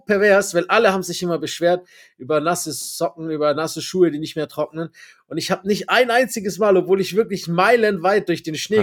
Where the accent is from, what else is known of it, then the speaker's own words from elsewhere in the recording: Germany; Ich bin Deutscher